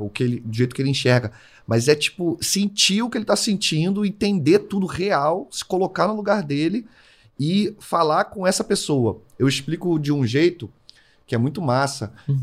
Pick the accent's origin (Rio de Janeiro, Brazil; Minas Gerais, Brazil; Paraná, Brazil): Rio de Janeiro, Brazil; eu sou carioca